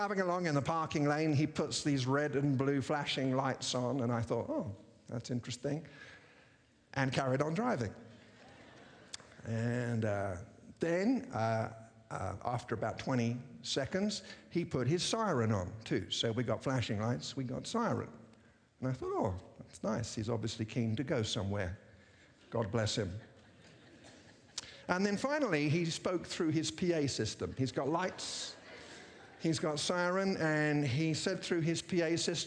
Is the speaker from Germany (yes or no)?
no; England, United Kingdom; also born or lived in America; now in United States; as a British person living in America